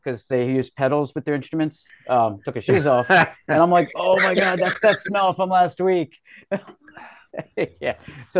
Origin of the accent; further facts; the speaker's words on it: Southern York County, Pennsylvania, United States; Yeah, I grew up in Southern York County.